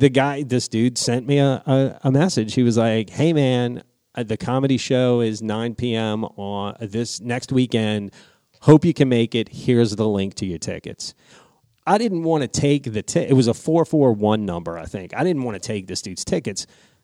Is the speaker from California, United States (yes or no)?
no; New Orleans, Louisiana, United States; I was from New Orleans.